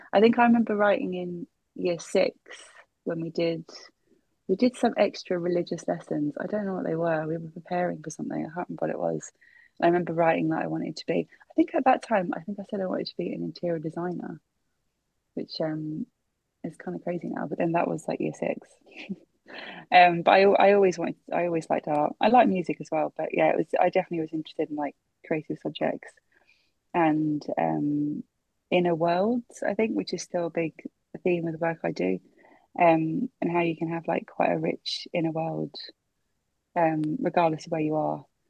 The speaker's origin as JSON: {"language": "English", "region": "London", "country": "United Kingdom", "tie": "born or raised there", "said": "I was born in Brent, so I was born in central Middlesex in 87"}